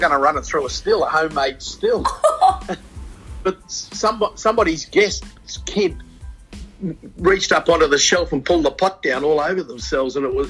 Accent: Sydney, New South Wales, Australia; moved away; also born or lived in Gloucester, New South Wales / Tasmania; I was born actually in Gloucester in New South Wales, but grew up in Sydney.

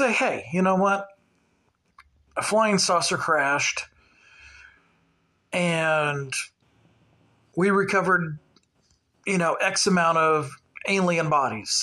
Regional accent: Cape Girardeau, Missouri, United States; Cape Girardeau, which is basically our hometown

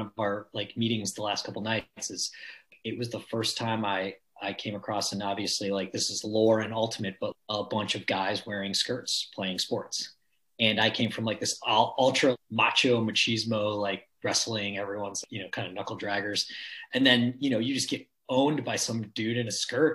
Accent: Chicago, Illinois, United States; now in Raleigh, United States; I grew up in a suburb outside of Chicago

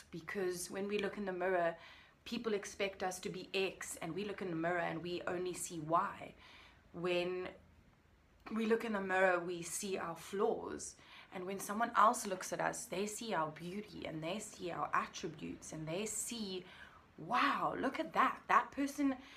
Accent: Cape Town, Western Cape, South Africa; I am from Cape Town, South Africa, the most beautiful country in the world. And I'm absolutely, unbelievably blessed to be able to call this my home

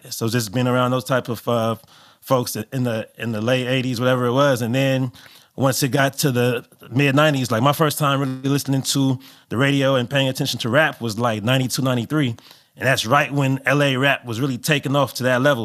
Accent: Los Angeles, California, United States; growing up in L A, I would say growing up, uh, being born in the eighties and being in L A the entire nineties and early two thousands

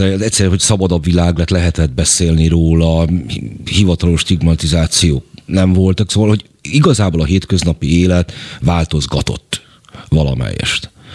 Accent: Budapest, Hungary; én a hetedik kerületben nőttem fel

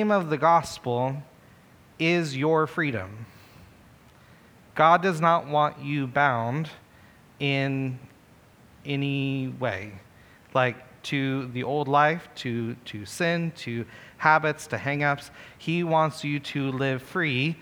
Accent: United States; I'm American

